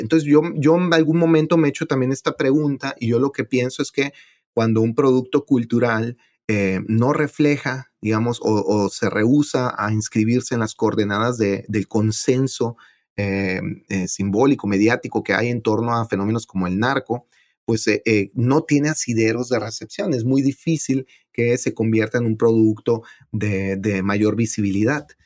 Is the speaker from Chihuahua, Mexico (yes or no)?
yes; Ciudad Juárez, Chihuahua, Mexico; donde yo nací, en Ciudad Juárez